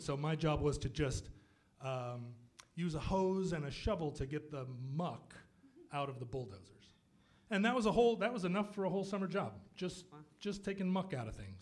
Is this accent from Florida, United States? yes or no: no; Anchorage, Alaska, United States; moved away; I grew up in Anchorage